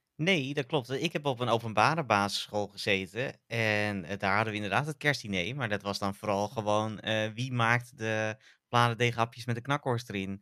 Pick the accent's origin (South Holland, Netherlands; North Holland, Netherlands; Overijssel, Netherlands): North Holland, Netherlands; born or raised there